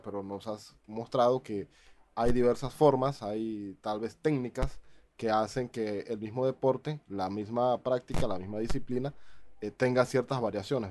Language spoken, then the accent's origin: Spanish; Panama; en mi país